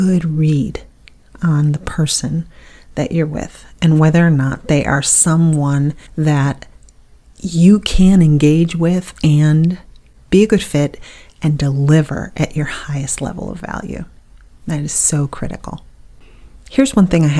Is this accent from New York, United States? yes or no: yes; Buffalo, New York, United States; moved away as an adult; now in Southern United States; I was born in the North. I lived in Buffalo until I was 40 years old, and then I moved down to the South